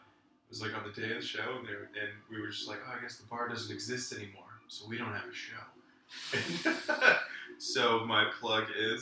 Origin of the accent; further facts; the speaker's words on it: Midwest, United States; And I like, as a Midwesterner, small business owners.